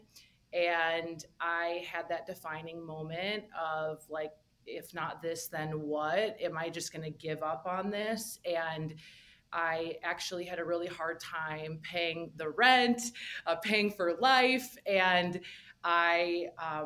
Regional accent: Minnesota, United States; moved away; I grew up in the Midwest in Minnesota

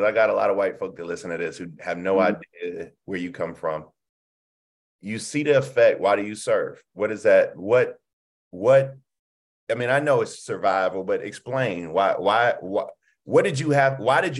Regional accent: Denmark, South Carolina, United States; I grew up in Denmark, South Carolina, small town, 3 stoplights and a blinking light.

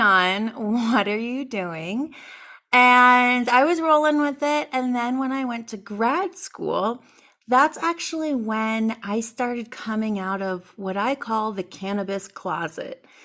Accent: East Coast, United States; moved away; also born or lived in North Carolina; I am originally from the East Coast

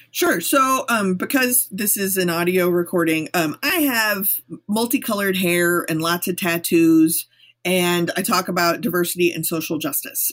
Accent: Texas, United States; I'm from Texas.

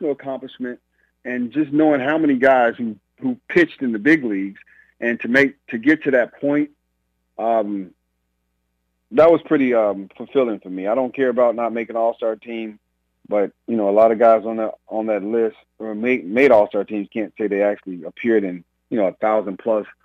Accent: Gary, Indiana, United States; not too far from where I grew up in Gary

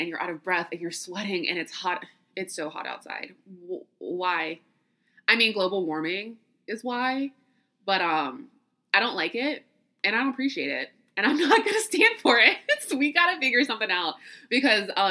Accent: the South, United States; also born or lived in New York; this little southern city I'm from

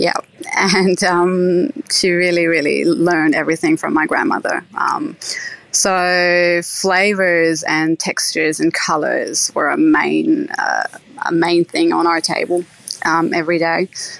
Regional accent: Israel; now in Australia; As I said, I grew up in Israel at a religious home where the Sabbath is a big a weekly event.

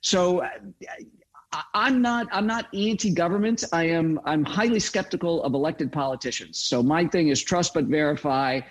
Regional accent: Chicago, Illinois, United States; moved away; also born or lived in Utah; I grew up in Chicago

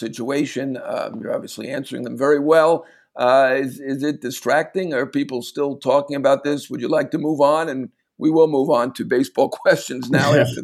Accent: New York, United States; as a New Yorker

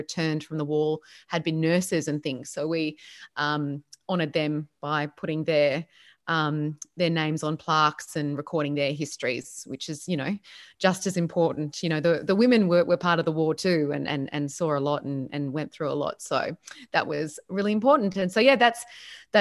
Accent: Penrith, New South Wales, Australia; moved away as an adult; also born or lived in Melbourne; I grew up in Penrith, or near Penrith in Western Sydney

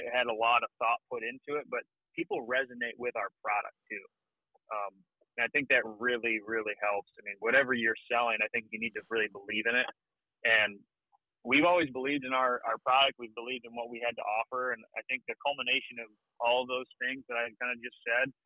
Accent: Michigan, United States; We're from Michigan

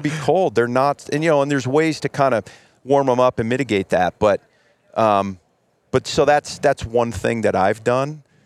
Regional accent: Ohio, United States; I grew up in Ohio

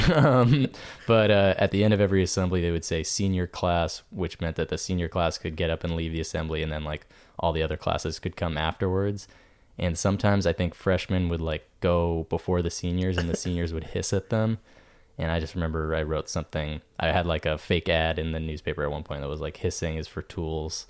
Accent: New Hampshire, United States; moved away; New Hampshire

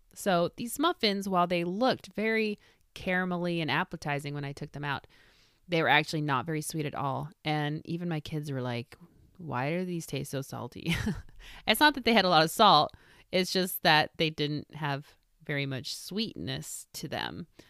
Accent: Midwest, United States; moved away; I grew up in the Midwest

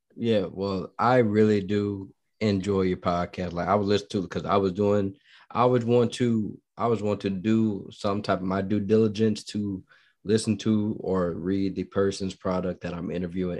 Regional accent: Midwest, United States; now in Texas, United States; I'm not from Texas, I've been in mid, I'm, I'm from the Midwest

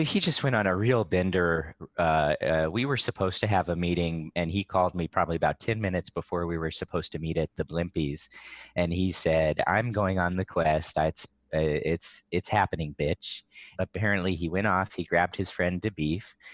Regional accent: Riverside, California, United States; I grew up in Riverside, and there's, like, a pretty strong skate community here

